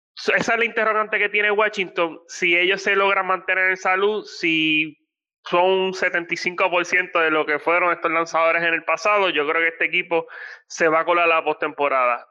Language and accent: Spanish; Puerto Rico; como puertorriqueño